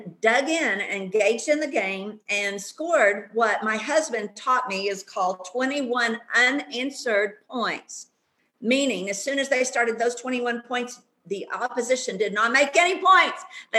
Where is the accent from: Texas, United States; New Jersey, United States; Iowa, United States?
Texas, United States; accent: twang; I'm from Texas. You might have noticed a little old twang in there.